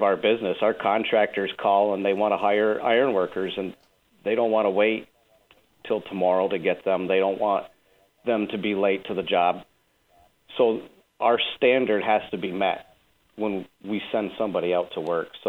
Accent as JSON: {"language": "English", "town": "Malone", "region": "New York", "country": "United States", "tie": "born or raised there", "moved": "yes", "lives_now": "Rochester, United States", "said": "I was born in the Malone, New York area, in a really small town outside of Malone"}